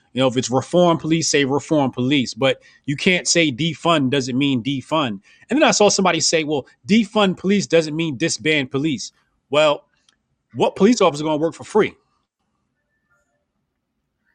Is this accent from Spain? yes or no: no; Newark, New Jersey, United States; I'm from Jersey, and I'm from Newark